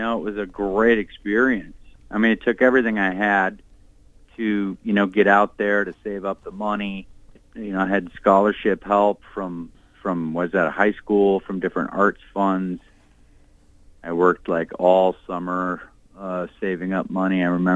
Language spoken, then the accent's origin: English; Minneapolis, Minnesota, United States; also born or lived in Plymouth / Wayzata; Yeah, actually, I was born in Minneapolis. And grew up my first early years in South Minneapolis and then out to the Plymouth, Wayzata area when my parents moved out there